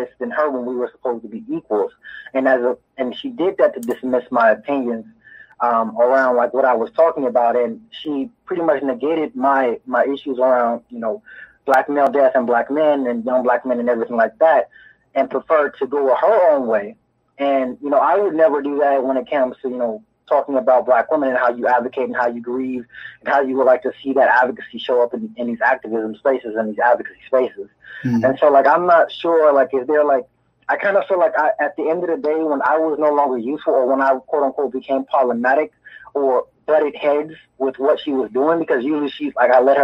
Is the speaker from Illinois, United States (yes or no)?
yes; Chicago, Illinois, United States; now in Washington State, United States; I'm located in Washington State right now, but I'm really from the South Side of Chicago